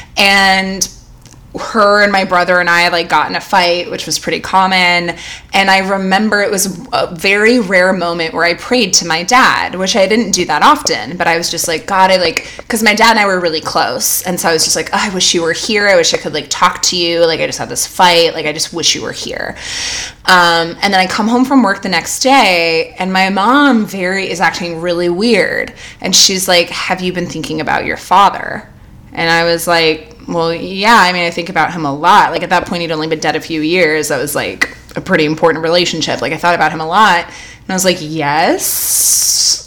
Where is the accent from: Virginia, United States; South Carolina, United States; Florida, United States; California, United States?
California, United States; also born or lived in New Orleans; growing up in California